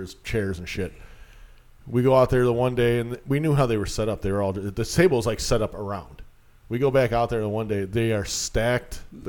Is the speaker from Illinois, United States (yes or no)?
yes; Round Lake Beach, Illinois, United States; also born or lived in Spring Grove; The house I grew up in Round Lake, in Round Lake Beach.